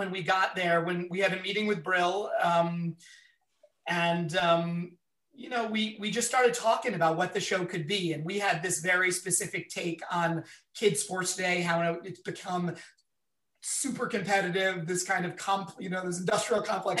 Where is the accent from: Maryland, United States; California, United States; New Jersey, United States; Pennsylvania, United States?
Pennsylvania, United States; Philadelphia; I'm from Philadelphia. So I think it's gotta be the Rocky and all the Rocky movies for me.